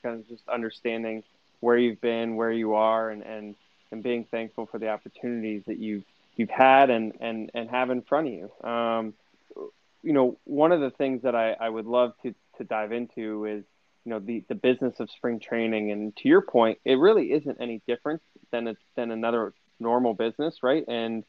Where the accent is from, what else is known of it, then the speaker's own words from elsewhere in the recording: Arizona, United States; regular and growing up in Arizona, I mean, it was amazing.